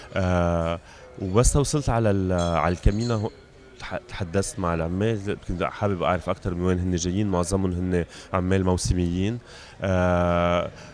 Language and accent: Arabic; Beirut, Beirut Governorate, Lebanon; المكان اللي انا جاي منه هو لبنان انا خلقت ببيروت وعشت كل حياتي ببيروت